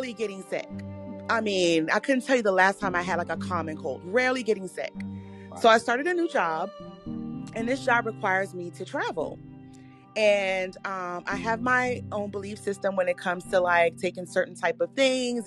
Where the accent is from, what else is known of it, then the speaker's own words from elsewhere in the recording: Washington, District of Columbia, United States; also born or lived in rural North Carolina; now in North Carolina, United States; I'm originally from Washington, D.C.